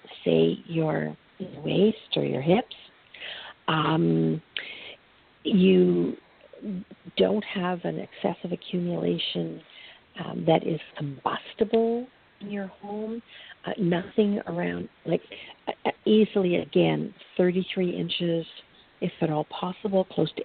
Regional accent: Canada; I'm from Canada

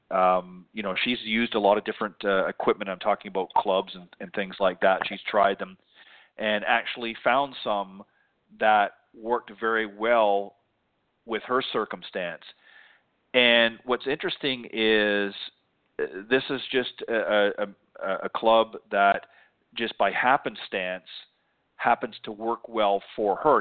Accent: Canada; moved away; I'm originally from Canada

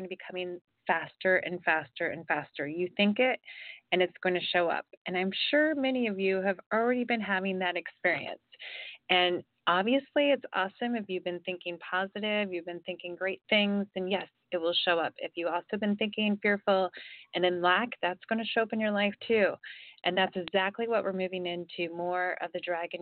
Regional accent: Ohio, United States; also born or lived in Florida; now in California, United States; I grew up in Ohio, I live in California now

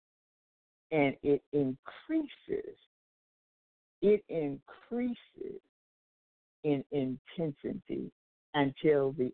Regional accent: Anchorage, Alaska, United States; also born or lived in California; now in Texas, United States; When I was a little girl, I grew up in Anchorage, Alaska, and I was in the big earthquake in 1964

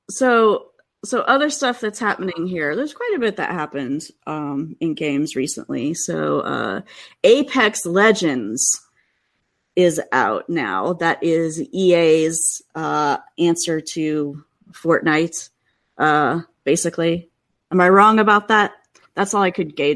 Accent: Midwest, United States; now in Seattle, United States; I still do feel bad complaining, you know, because I grew up in the Midwest, and so.

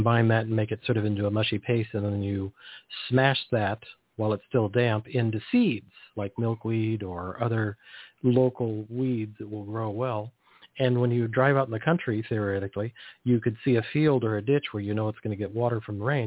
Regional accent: Pacific Grove, California, United States; I grew up near Pacific Grove, California

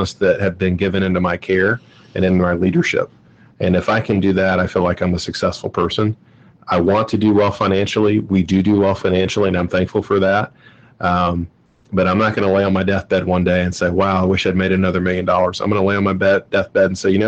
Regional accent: Georgia, United States; now in Cincinnati, United States; I'm from Georgia

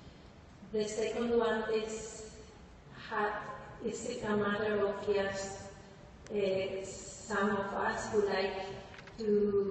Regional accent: Spain; now in Norway; I live in Norway now, but I'm from Spain

